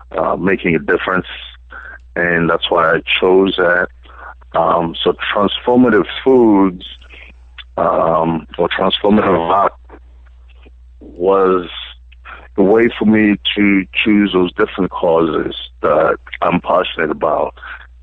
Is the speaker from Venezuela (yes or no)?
no; South Africa; moved away as an adult; now in United States; I grew up in South Africa. I was born and brought up in South Africa